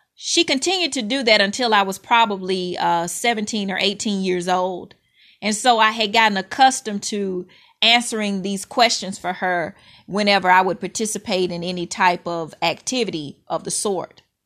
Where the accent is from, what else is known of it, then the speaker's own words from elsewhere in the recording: Mississippi, United States; When I was a little girl growing up in Mississippi